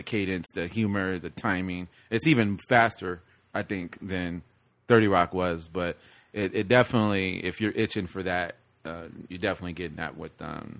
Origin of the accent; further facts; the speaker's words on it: Chicago, Illinois, United States; I'm named after my father and we're from Chicago.